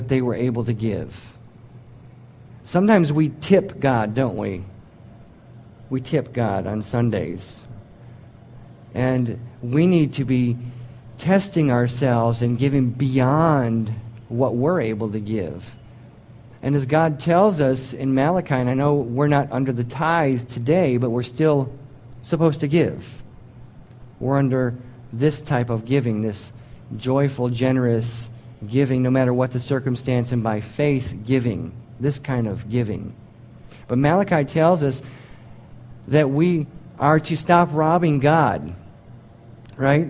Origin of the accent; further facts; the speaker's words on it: United States; I'm an American